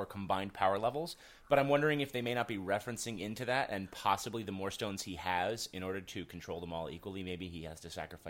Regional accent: Rhode Island, United States; I am from Rhode Island

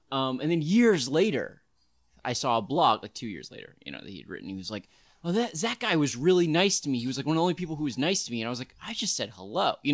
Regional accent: New York, United States; it was a completely different experience being a New Yorker and then being going

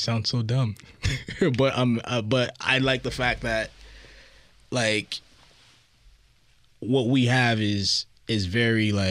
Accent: Toronto, Ontario, Canada

